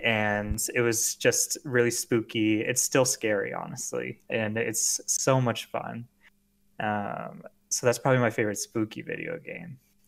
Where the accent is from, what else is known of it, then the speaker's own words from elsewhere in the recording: Central Florida, United States; moved away as an adult; now in Maine, United States; So I grew up in Florida. I grew up in Central Florida where it's real swampy.